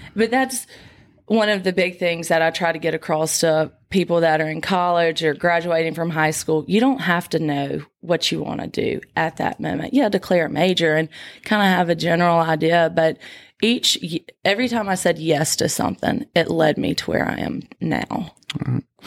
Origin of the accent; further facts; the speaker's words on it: Crystal Springs, Mississippi, United States; I'm from Crystal Springs, Mississippi, 30 minutes away from here.